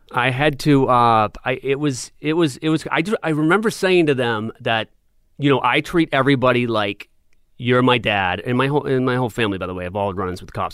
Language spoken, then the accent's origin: English; Portsmouth, New Hampshire, United States; when I was living in Portsmouth, I was going to elementary school there